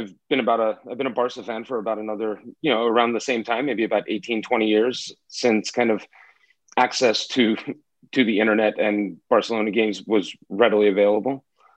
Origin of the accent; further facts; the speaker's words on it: Los Angeles, California, United States; moved away; also born or lived in New York; I am originally from Los Angeles. I spent the last 15 years in New York.